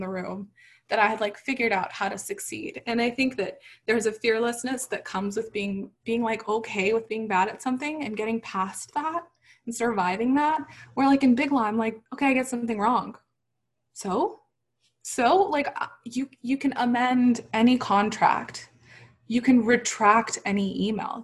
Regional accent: Texas, United States; a Muslim hijabi woman with a lot of opinions and a big personality growing up in Texas

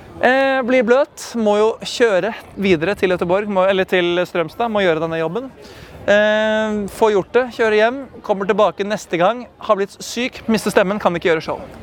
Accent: Norway

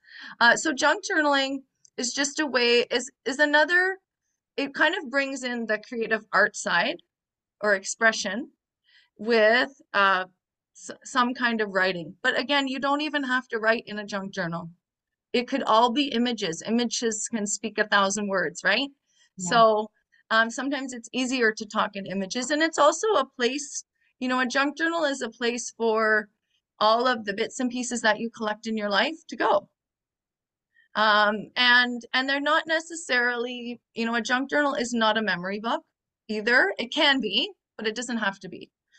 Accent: near Toronto, Ontario, Canada; I come from Canada, what some people call Canada, near Toronto.

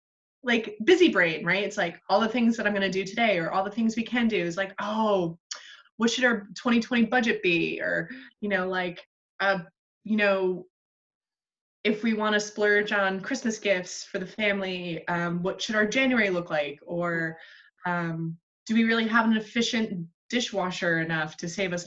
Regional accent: New England, United States; moved away; also born or lived in New York; I grew up in New England.

